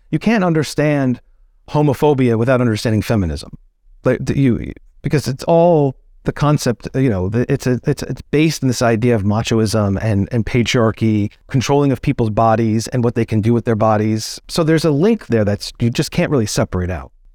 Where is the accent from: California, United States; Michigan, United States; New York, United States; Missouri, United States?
New York, United States; outside of New York City, United States; growing up outside of New York City, during that time period